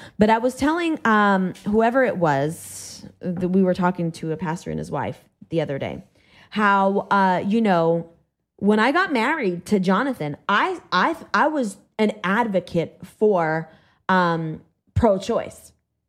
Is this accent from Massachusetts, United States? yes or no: yes; Massachusetts, United States; I went to public school because I was raised in Massachusetts, as liberal as it gets.